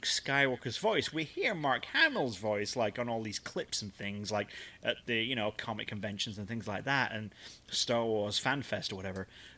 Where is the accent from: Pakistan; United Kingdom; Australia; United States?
United Kingdom; England; also born or lived in Wigan; we're all English